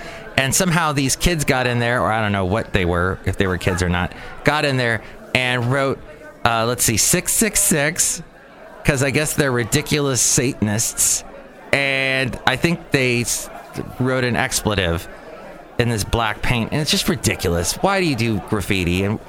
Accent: San Francisco, California, United States; We're from San Francisco, says my friend. I grew up in San Francisco. We had meaningful graffiti there.

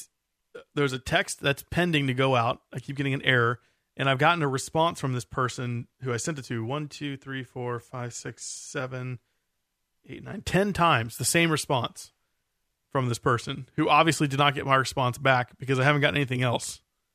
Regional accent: United States; I think it's because it's said in America, you know, by us Americans.

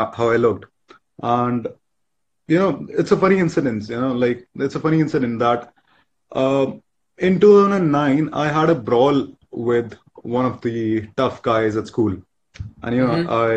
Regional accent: India; I am 24. I'm from India.

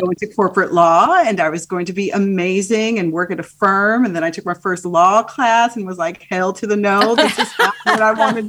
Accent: Midwest, Illinois, United States; also born or lived in Haiti; I was raised in the Midwest, um, my home was very much a Haitian home

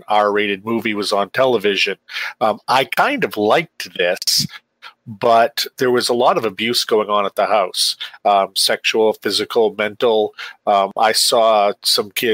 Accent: Maine, United States; I rose up in the ranks of journalism in Maine

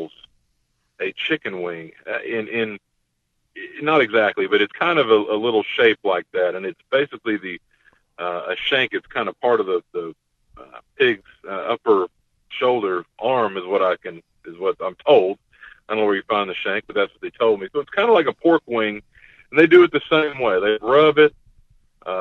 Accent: Texas, United States; my home state of Texas

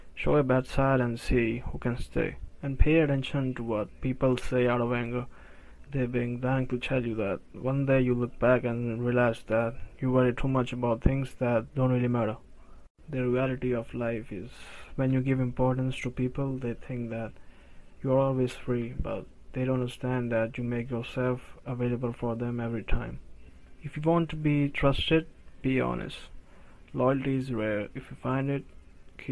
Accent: India; I'm from Mother India

